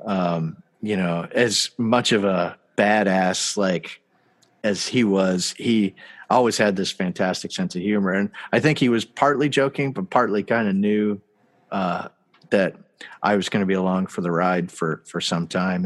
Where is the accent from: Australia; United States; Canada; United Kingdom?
Canada; I'm from Canada